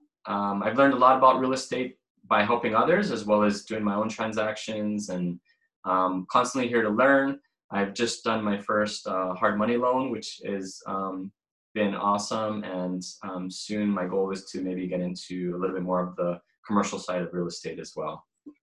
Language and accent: English; Honolulu, Hawaii, United States; also born or lived in California; I grew up in Diamond Head, and I attended Iolani School. After that, I went to the University of San Diego.